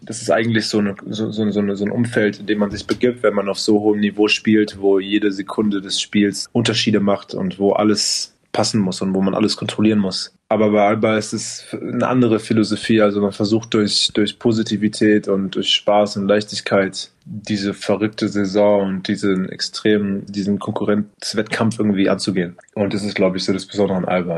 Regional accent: Berlin, Germany; Ich habe halt für einen kleinen Verein gespielt, DBV, direkt in dem, äh, in dem Bezirk, wo ich aufgewachsen bin, mit meinen ganzen Freunden

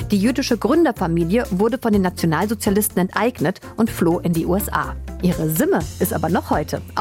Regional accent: East Germany, Germany; Nicht nur bei uns im Osten.

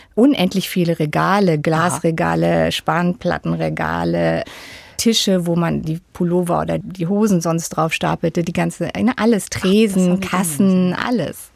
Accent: Freiburg im Breisgau, Baden-Württemberg, Germany; In Freiburg im Breisgau.

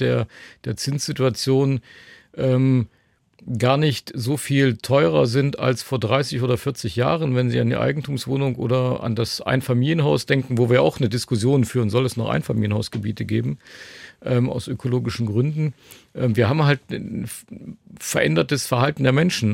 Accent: Leipzig, Saxony, Germany; wir sitzen hier in Dresden, ähm, ich komme aus Leipzig

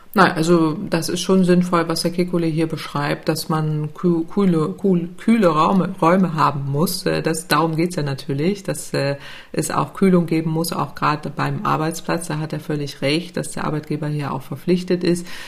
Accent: Northern Germany, Germany; also born or lived in Italy; ich als Norddeutsche

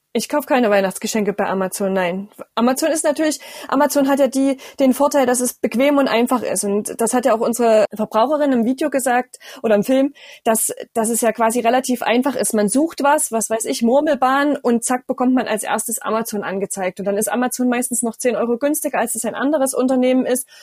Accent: Erfurt, Thuringia, Germany; bei uns in Thüringen

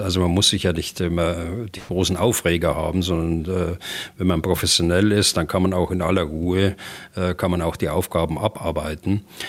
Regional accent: Germany; bei uns in Deutschland

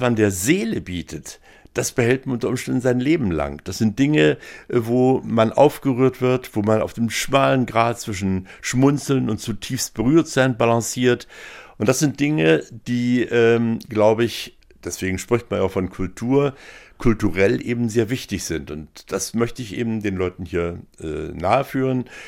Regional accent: Dessau, Saxony-Anhalt, Germany; moved away as an adult; also born or lived in Berlin / France; Ich bin hier in Dessau aufgewachsen, ich bin hier zur Schule gegangen

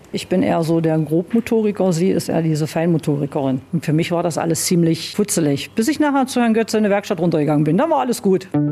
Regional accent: Thale, Saxony-Anhalt, Germany; Ich bin gebürtiger Thalenser noch

